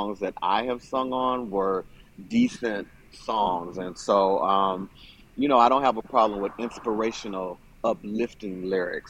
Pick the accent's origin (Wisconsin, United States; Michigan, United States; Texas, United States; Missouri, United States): Wisconsin, United States; Milwaukee; now in Los Angeles, United States; born and raised in Milwaukee, Wisconsin